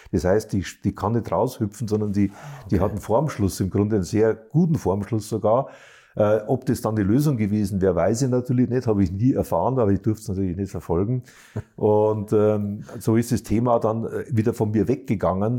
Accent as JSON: {"language": "German", "region": "Bavaria", "country": "Germany", "said": "auch ich bin ja Bayer"}